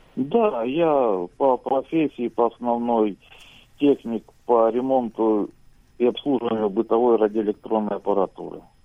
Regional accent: Voronezh Oblast, Russia; я из России, ну, живу в селе

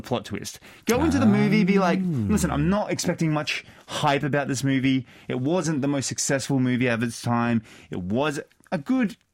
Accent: Brisbane, Queensland, Australia; moved away as an adult; now in South Korea; I am from Australia. I grew up in Australia. I did a lot of my schooling in Australia.

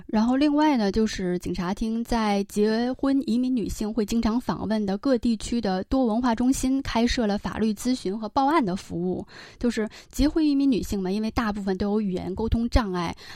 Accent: China; now in South Korea; 我作为一个中国人

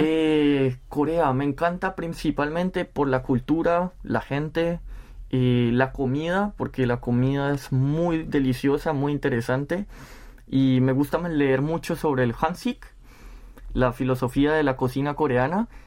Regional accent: Spain; moved away as an adult; now in South Korea; soy de España

